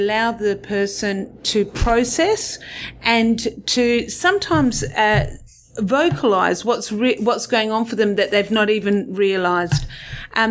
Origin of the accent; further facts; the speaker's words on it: Perth, Western Australia, Australia; I'm originally from Perth, and I did an accounting degree here